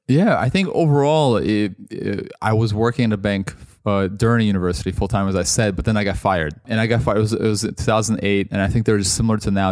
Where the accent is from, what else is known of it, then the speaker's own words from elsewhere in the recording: Toronto, Ontario, Canada; moved away as an adult; also born or lived in Russia; now in London, United Kingdom; I grew up mostly in Canada